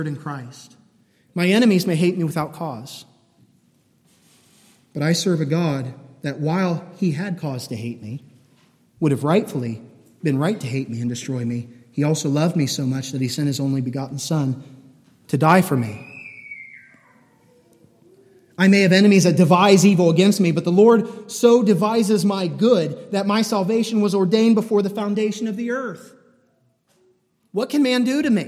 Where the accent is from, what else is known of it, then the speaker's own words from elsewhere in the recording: United States; we're Americans and we're born into a pretty wealthy place